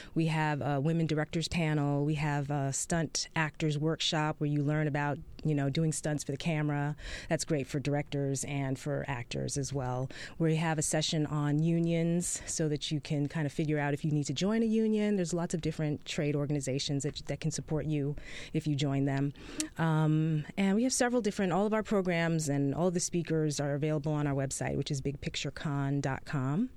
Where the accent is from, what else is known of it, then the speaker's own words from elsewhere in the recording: New York, United States; now in Atlanta, United States; I'm originally from New York